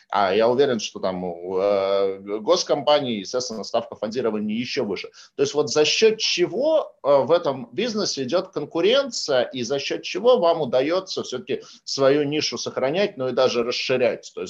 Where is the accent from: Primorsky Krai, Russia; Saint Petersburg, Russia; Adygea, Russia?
Saint Petersburg, Russia; Кстати, вот, э, вот. в Санкт-Петербурге, в моем родном городе, из года в год пытаются запустить э, тему таких пассажирских речных перевозок.